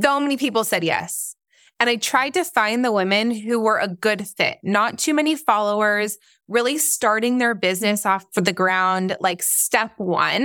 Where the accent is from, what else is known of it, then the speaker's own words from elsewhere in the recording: Orange County, California, United States; also born or lived in Israel / North Carolina; I am, um, originally from Israel, but yes, I grew up mostly in Nor-, in, uh, Orange County